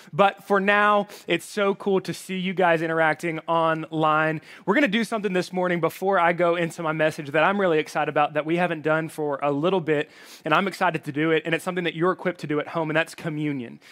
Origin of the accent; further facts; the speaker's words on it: Alabama, United States; moved away; I have a little bit of an accent. That's 'cause I'm from Alabama.